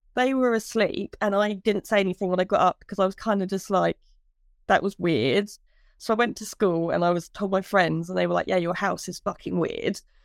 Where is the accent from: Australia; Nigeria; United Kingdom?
United Kingdom; Brampton; now in Huntingdon, United Kingdom; I actually live in Huntingdale, but I grew up in Brampton.